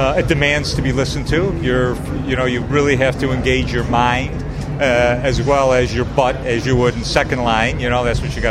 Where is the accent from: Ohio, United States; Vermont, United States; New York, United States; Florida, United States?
New York, United States; Buffalo; I'm from Buffalo, New York